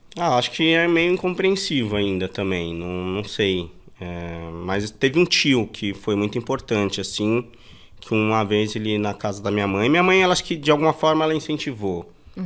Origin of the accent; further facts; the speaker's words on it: São Paulo, Brazil; also born or lived in Bahia; eu nasci em Itabu, na Bahia. Vim para São Paulo com 5, 6 anos de idade